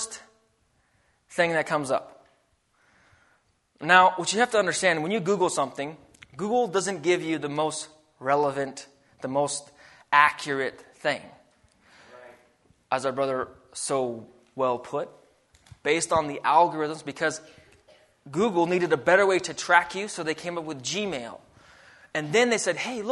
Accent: Alaska, United States; now in Idaho, United States; I grew up in Alaska

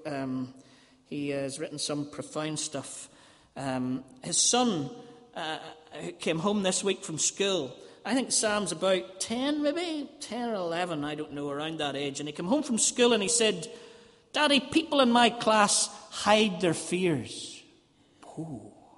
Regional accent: Ballymena, Northern Ireland, United Kingdom; moved away as an adult; also born or lived in Dublin; I was from Ballymena

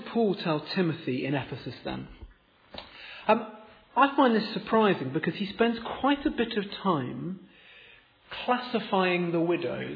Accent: Oxford, South East England, United Kingdom; moved away as an adult; I was born here in Oxford, I grew up in Oxford, but moved away at university, stayed away

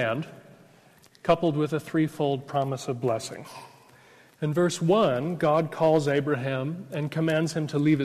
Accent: United States; accent: American; now in Oxford, United Kingdom; I'm an American

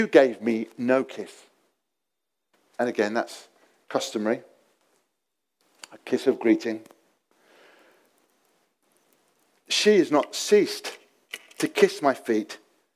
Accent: England, United Kingdom; being English

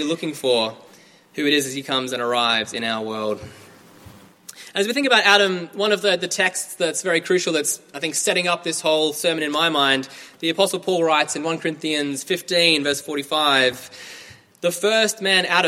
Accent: Australia; moved away as an adult; now in Cambridge, United Kingdom; I'm from Australia. I'm here studying a PhD in Old Testament Studies in the Faculty of Divinity at the University of Cambridge

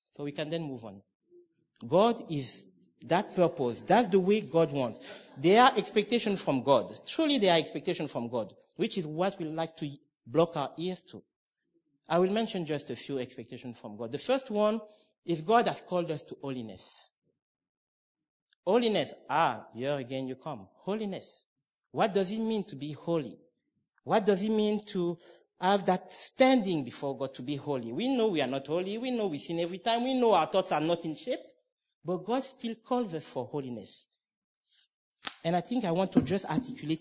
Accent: Cameroon; moved away; I'm originally from Cameroon

